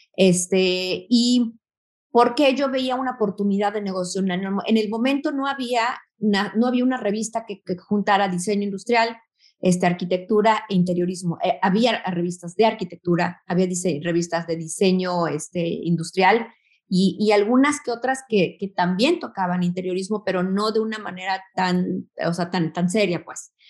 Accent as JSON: {"language": "Spanish", "country": "Mexico", "said": "vengo de México"}